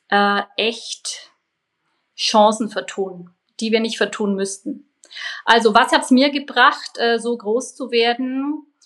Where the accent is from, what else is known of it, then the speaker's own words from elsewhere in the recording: Bavaria, Germany; Also als Allgäuerin natürlich Skifahren, was natürlich immer weniger geht.